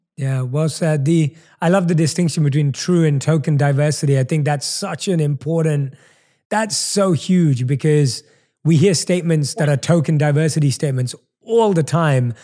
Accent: London, United Kingdom; accent: British; moved away as an adult; now in Los Angeles, United States; I'm obviously born and raised in London, hence the British accent

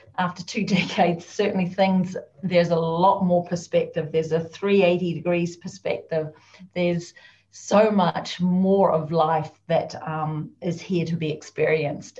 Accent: New Zealand; now in Scotland, United Kingdom; I'm actually a Kiwi, and you're probably thinking, what's a Kiwi? Although some of you may know, I'm a New Zealander.

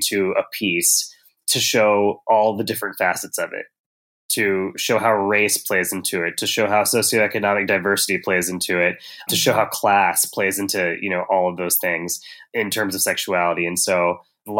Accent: Tennessee, United States; I grew up in Tennessee

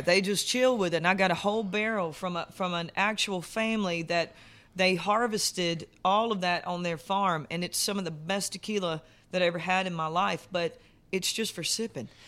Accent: South Carolina, United States; moved away; I'm from South Carolina, so we've got tons and tons of, like, urban music there

